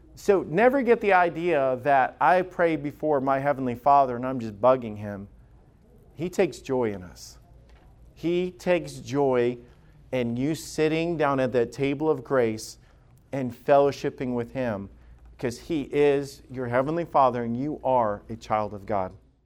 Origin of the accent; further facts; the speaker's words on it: the South, United States; I grew up in the South